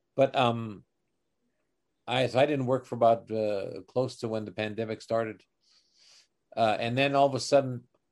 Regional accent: Canada; as a Canadian

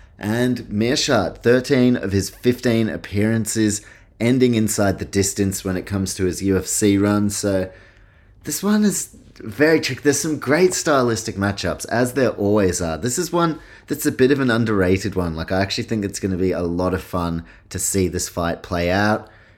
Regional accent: New Zealand; also born or lived in Australia; I guess I identify as I'm Kiwi, Aussie, and yeah, grandparents Polish.

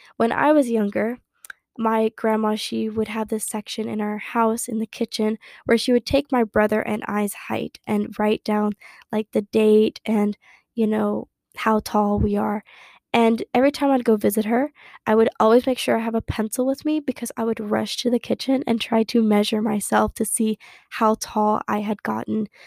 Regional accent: Harlingen, Texas, United States; moved away as an adult; now in Dallas, United States; my hometown, which is Harlingen, Texas, which is near the Gulf of Mexico

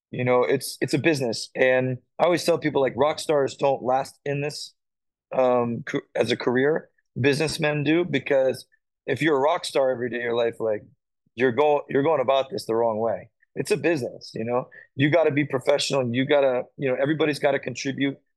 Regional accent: South Carolina, United States; You know, like I came up from South Carolina, I didn't know any of these dudes.

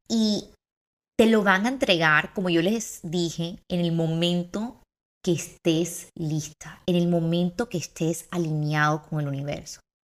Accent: Barranquilla, Atlántico, Colombia; Tengo 23 años y soy de Barranquilla.

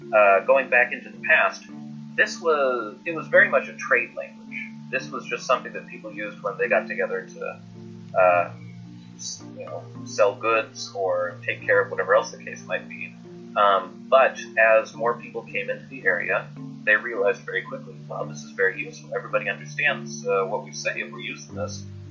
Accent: Oregon, United States; I'm from Oregon, on the west coast of the United States

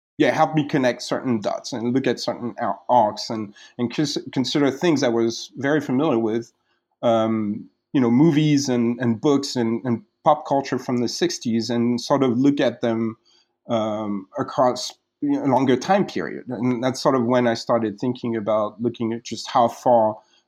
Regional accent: France; moved away as an adult; also born or lived in Martinique; now in United States; I grew up in France, in a place where West Indian history is not really talked about very much

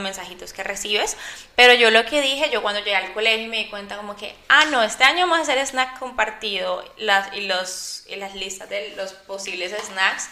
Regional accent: Colombia; yo soy de Colombia, eh, mis papás son paisas

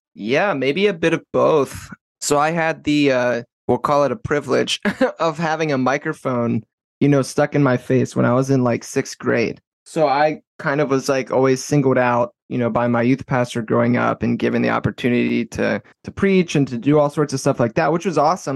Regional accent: Baltimore, Maryland, United States; also born or lived in South Florida; I'm from Maryland, uh, Baltimore.

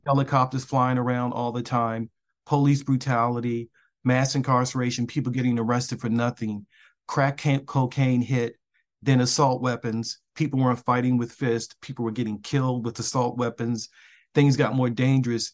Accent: Baltimore, Maryland, United States; moved away; I grew up in West Baltimore

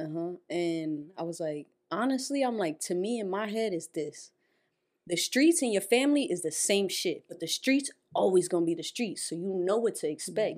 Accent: Perth Amboy, New Jersey, United States; I'm Puerto Rican, though. Like, yeah, I'm from Amboy

